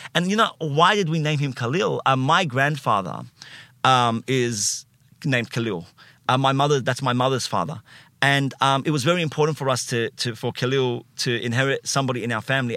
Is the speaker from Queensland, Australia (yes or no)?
no; Sydney, New South Wales, Australia; I uh, grew up in, uh, Alexandria first. So, not Alexandria in Egypt